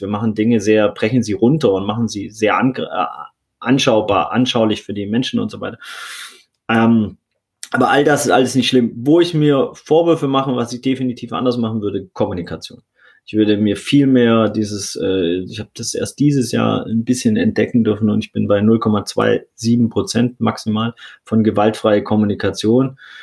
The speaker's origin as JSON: {"language": "German", "area": "Swabia", "region": "Baden-Württemberg", "country": "Germany", "tie": "born or raised there", "also_born_or_lived": "St. Pauli, Hamburg", "moved": "yes", "said": "ich bin ja im Schwarmländler aufgewachsen, so im Bildungsbürgertum"}